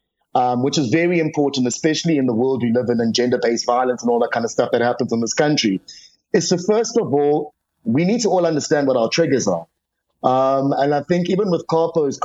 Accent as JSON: {"language": "English", "country": "South Africa", "said": "as a South African"}